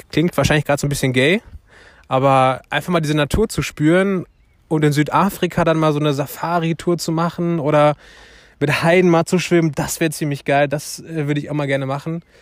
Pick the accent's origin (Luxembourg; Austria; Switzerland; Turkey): Turkey; now in Germany; Ich bin Türke, ne? Also eigentlich fahre ich jedes Jahr in die Türkei